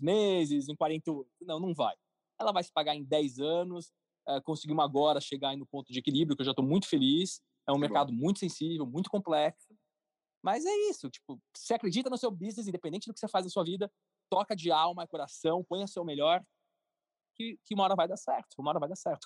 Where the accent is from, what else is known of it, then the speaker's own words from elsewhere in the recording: São Paulo, Brazil; also born or lived in Florianópolis; Eu sou de São Paulo, paulistano, morei um ano e meio em Florianópolis, voltei para São Paulo